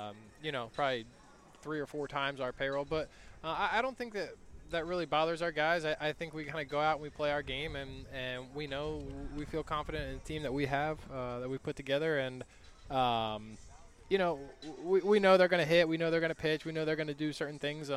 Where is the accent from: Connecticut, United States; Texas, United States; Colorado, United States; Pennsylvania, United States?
Pennsylvania, United States; Philadelphia; I grew up in the Philadelphia area